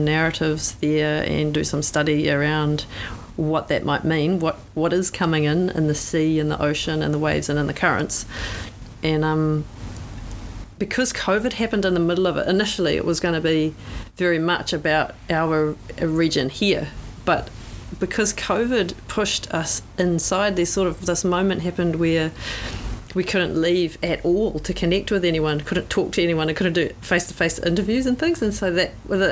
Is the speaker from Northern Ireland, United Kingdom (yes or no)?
yes; Northern Ireland, United Kingdom; moved away as an adult; also born or lived in Pacific area; now in New Zealand; someone that's been living in the Pacific area for the last 20 years, but I'm from Ireland, Northern Ireland era, is where I'm born